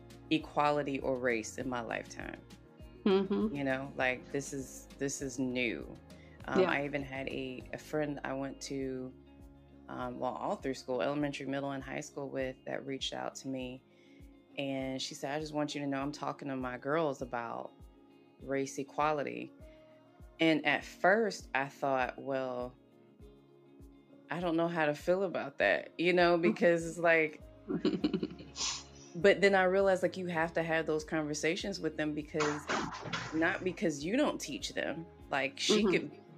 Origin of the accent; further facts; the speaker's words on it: the South, United States; And then for me, growing up in the South, it was predominantly vanilla mm-hmm. and very, very few Latinos.